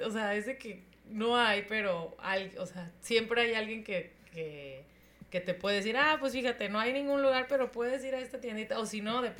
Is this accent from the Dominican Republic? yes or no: no; Tijuana, Baja California, Mexico; yo que vengo de Tijuana, esta ciudad que todo tiene